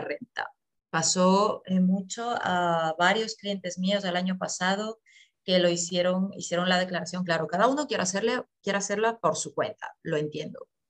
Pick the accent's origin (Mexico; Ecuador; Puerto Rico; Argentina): Ecuador; moved away as an adult; now in Germany; yo eh, soy de Ecuador, llevo aquí en Alemania ya ocho años